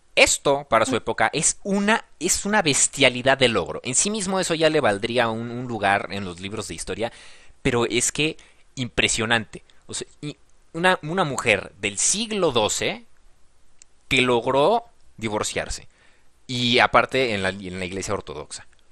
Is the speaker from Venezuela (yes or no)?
no; Mexico; Te lo digo como mexicano, te lo digo como el que está del otro lado del charco